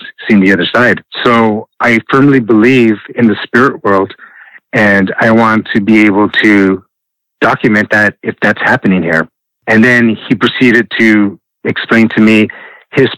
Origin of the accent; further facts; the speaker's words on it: Los Angeles, California, United States; growing up in Boyle Heights and going to Hollenbeck Park